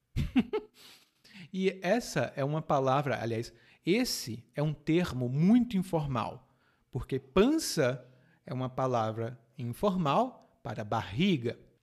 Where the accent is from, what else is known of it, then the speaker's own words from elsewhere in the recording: Ceará, Brazil; lá no Ceará, de onde eu venho